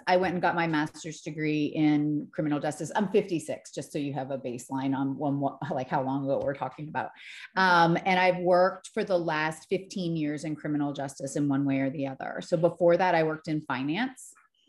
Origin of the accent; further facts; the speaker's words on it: Connecticut, United States; born there; I was born in Connecticut. But I grew up all over the country. We just moved a lot when I was a kid.